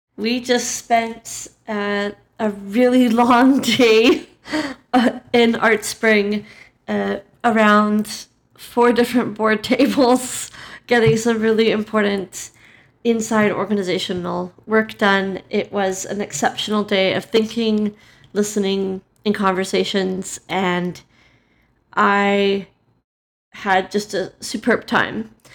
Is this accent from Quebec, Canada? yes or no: no; Calgary, Alberta, Canada; We're both from Calgary